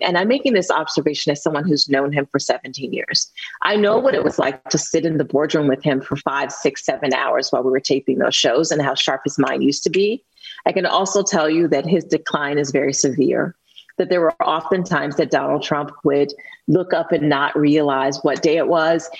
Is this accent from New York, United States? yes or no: no; Youngstown, Ohio, United States; a little girl with learning disabilities growing up in the Westlake projects